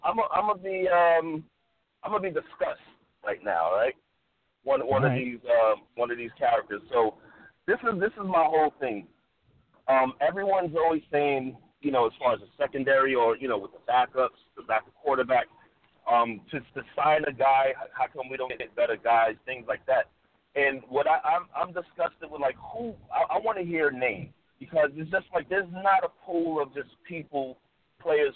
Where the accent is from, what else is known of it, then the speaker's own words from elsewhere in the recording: New York City, New York, United States; now in New Jersey, United States; I'm originally from Brooklyn, but I live in New Jersey now